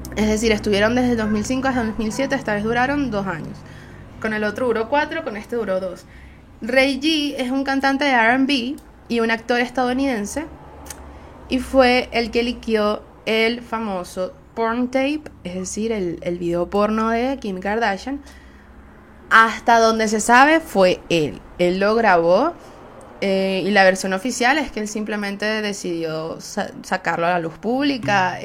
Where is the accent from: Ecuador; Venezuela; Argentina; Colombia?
Venezuela; Soy una jeva de Venezuela